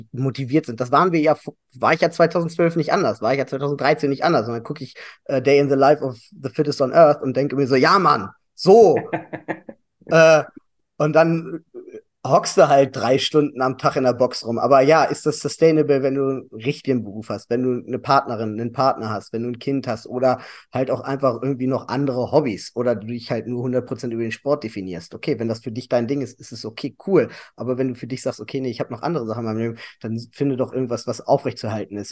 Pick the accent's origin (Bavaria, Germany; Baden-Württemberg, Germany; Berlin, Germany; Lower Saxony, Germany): Lower Saxony, Germany; Hanover; komme aus Hannover, mein ganzes Leben lang